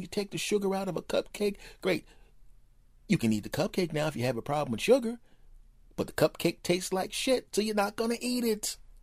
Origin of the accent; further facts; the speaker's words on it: United States; now in Los Angeles, United States; I'm an American